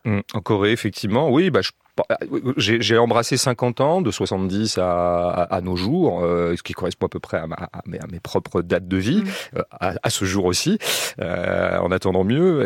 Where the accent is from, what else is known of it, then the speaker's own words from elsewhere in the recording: Pays de la Loire, France; ces régions dont je viens, les régions de l'Ouest, des Pays de Loire